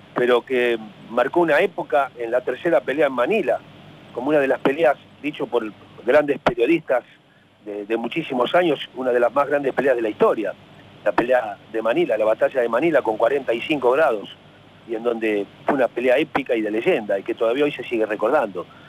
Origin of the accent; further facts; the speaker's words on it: Avellaneda, Buenos Aires Province, Argentina; me crié con mi abuela en la Avellaneda